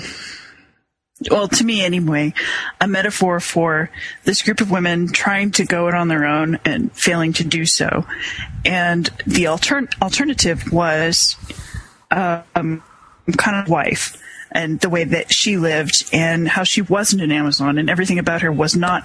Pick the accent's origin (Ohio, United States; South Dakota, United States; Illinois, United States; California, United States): South Dakota, United States; my home state, which is South Dakota